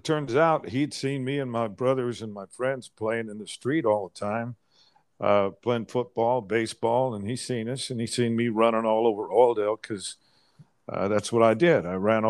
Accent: Oildale, California, United States; also born or lived in Kansas; I was born in Kansas in 1950, went to California in 1959, and in 1961, moved to Oildale, California, which is

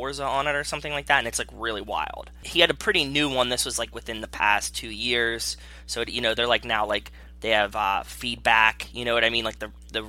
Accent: Pittsburgh, Pennsylvania, United States; I grew up in Pittsburgh, so it was always like a Pittsburgh couples date kind of spot.

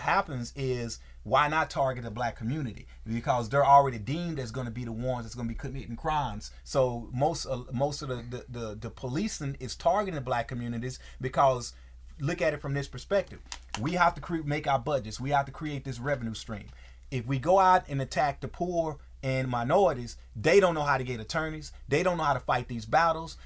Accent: Texas, United States; moved away; in Texas, growing up in Texas, uh, as as as a, a, young man in Texas

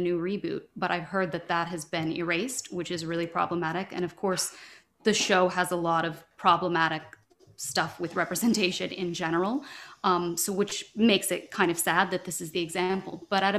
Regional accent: Louisville, Kentucky, United States; I'm from Louisville, Kentucky, and being a queer kid in Kentucky

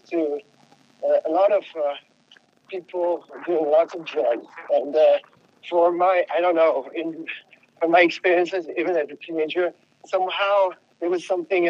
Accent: Paris, Île-de-France, France; English is a second language; moved away; also born or lived in Tucson, United States; I'm French. I'm from France. I grew up in Paris, a big, big, big city

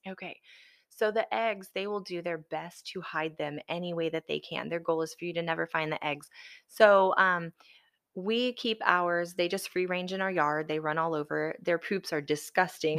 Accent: the South, United States; also born or lived in Alabama / Florida; I grew up in the South, I mean, I'm a F, Alabama, Florida girl

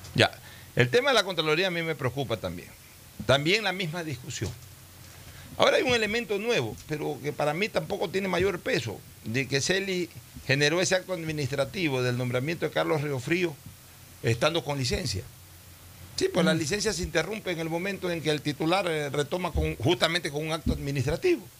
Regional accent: Ecuador; yo he sido mandatario ecuatoriano, he sido eh, diputado del Ecuador

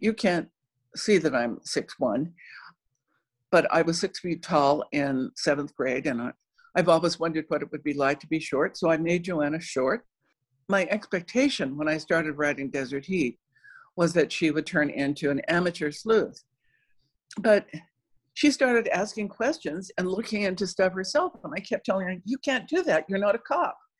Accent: Cochise County, Arizona, United States; also born or lived in South Dakota; I grew up in Cochise County in the far southeast corner of Arizona, right on the New Mexico Mexican border

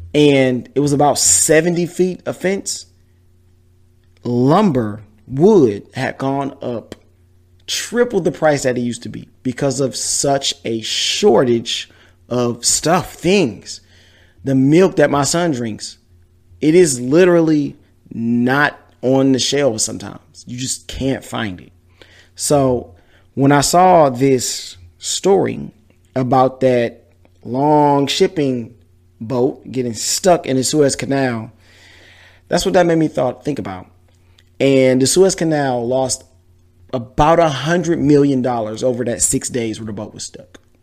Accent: Detroit, Michigan, United States; now in Houston, United States; I'm from Detroit, as you can see with the hat on. Shout out to Detroit, West Side to be exact

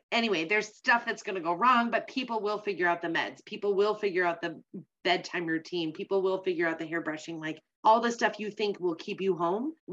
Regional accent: Minnesota, United States; I'm the Minnesotan

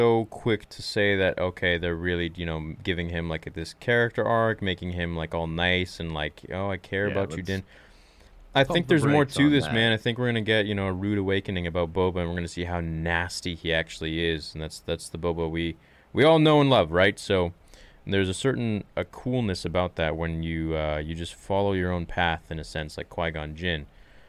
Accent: Canada; I'm Canadian

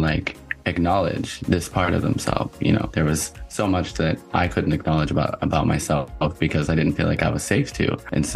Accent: Pennsylvania, United States; I'm from Pennsylvania

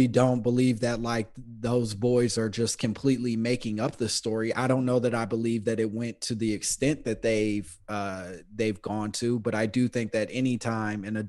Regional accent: Chicago, Illinois, United States; moved away; I come from Chicago

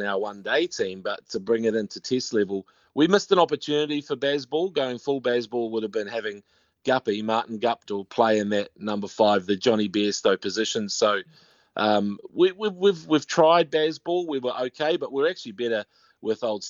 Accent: Te Awamutu, Waikato, New Zealand; moved away; I'm from a place called Te Awamutu, but it's near Kawhia Harbour

